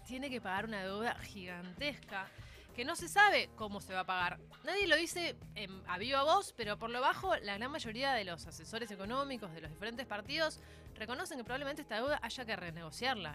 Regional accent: Argentina; los países emergentes como el nuestro

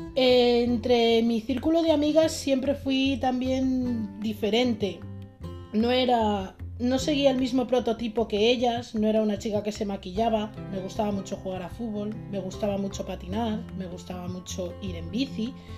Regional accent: Madrid, Community of Madrid, Spain; Nací en Madrid un 26 de junio de 1989. Eh, crecí también en el seno de una familia trabajadora

